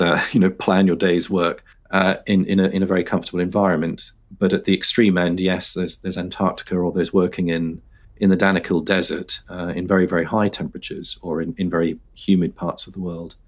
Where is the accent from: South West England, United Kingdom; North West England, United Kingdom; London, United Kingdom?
London, United Kingdom; I grew up in London